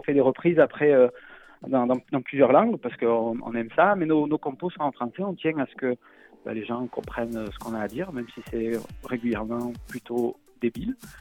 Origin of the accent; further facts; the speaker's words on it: Marseille, Provence-Alpes-Côte d'Azur, France; accent: Marseillais; j'ai l'accent marseillais